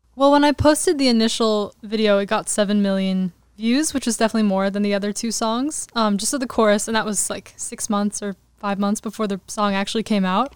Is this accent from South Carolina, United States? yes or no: no; Glendale, California, United States; I grew up in Glendale, which is kind of outside the main